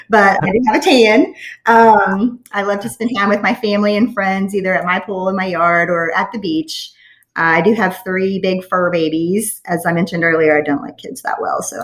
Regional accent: West Virginia, United States; moved away as an adult; now in Southwest Florida, United States; I grew up in West Virginia, was the daughter of a coal miner

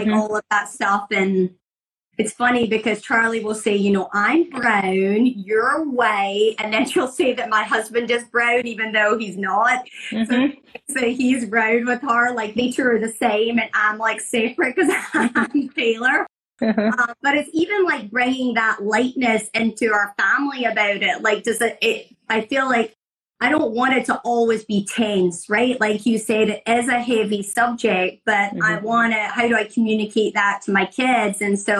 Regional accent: Scotland, United Kingdom; now in Florida, United States; I grew up in Scotland, which is, you know, primarily white people, mm-hmm. You know, moved to Florida and live in a primarily white community.

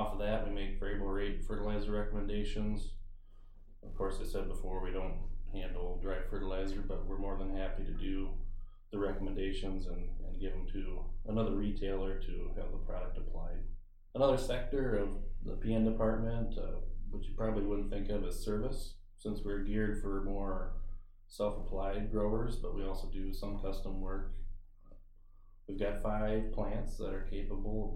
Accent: Thompson, Iowa, United States; now in Buffalo Center, United States; I grew up in Thompson, Iowa

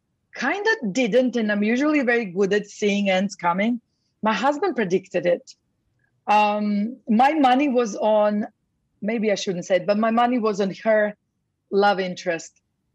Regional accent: Croatia; now in London, United Kingdom; So I'm actually originally Croatian. So I'm from Croatia, but I lived in London most of my life.

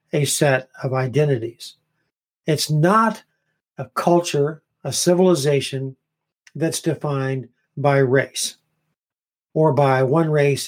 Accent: United States; I am an American Christian

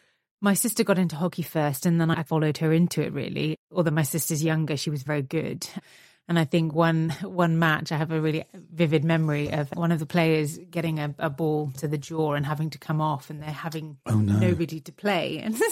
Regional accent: Belgium; So my father's Italian, my mum's Scottish, but we grew up in Belgium.

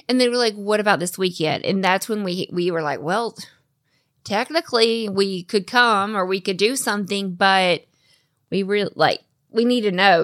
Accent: the South, United States; I'm born and raised in the South

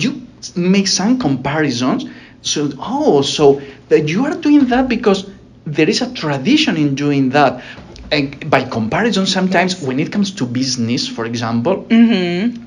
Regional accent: Alicante, Valencian Community, Spain; moved away as an adult; now in United States; It's my hometown in Alicante is a small town.

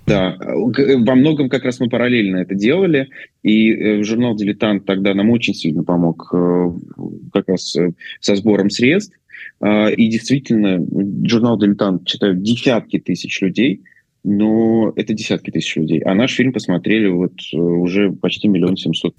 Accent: Orenburg, Orenburg Oblast, Russia; я из Оренбурга

